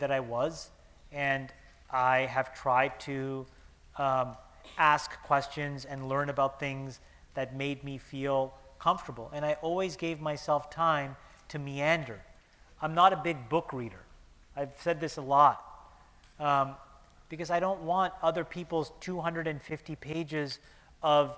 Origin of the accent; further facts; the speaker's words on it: Canada; moved away; I'm Canadian, and it was a great chance to come see my mom in Toronto